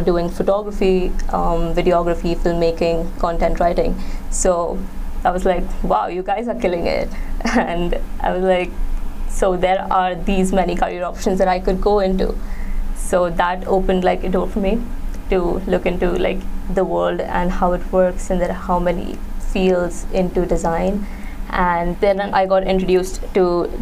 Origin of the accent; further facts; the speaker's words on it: Mumbai, Maharashtra, India; I am from Mumbai in India